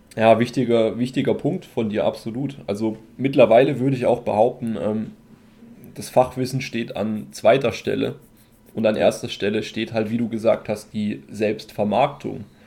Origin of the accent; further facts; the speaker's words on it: Germany; bei uns in Deutschland